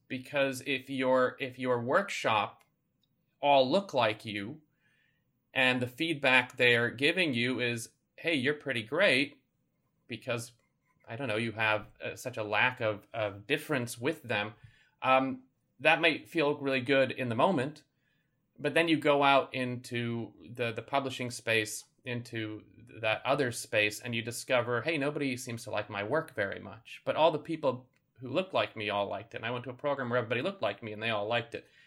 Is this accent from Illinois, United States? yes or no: yes; Chicago, Illinois, United States; Growing up in Chicago in the eighties and nineties